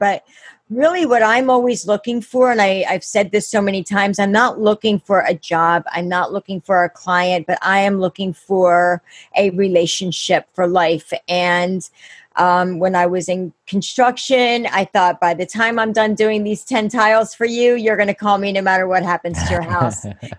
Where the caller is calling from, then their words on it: Pennsylvania, United States; I'm out in Pennsylvania. I'm in Chester County.